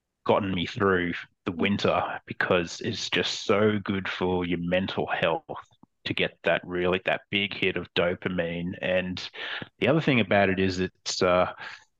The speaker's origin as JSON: {"language": "English", "region": "Queensland", "country": "Australia", "tie": "born or raised there", "moved": "as an adult", "lives_now": "Copenhagen, Denmark", "said": "I moved here from Australia, and it certainly doesn't get that cold in Australia. And I was used to coming from a place that's, you know, in Queensland"}